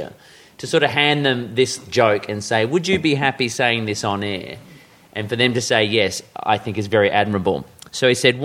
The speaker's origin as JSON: {"language": "English", "town": "Perth", "region": "Western Australia", "country": "Australia", "tie": "born or raised there", "said": "I grew up in Perth"}